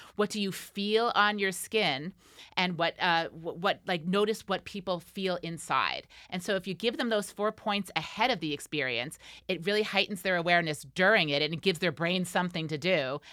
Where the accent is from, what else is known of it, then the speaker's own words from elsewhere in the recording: Rochester, New York, United States; my hometown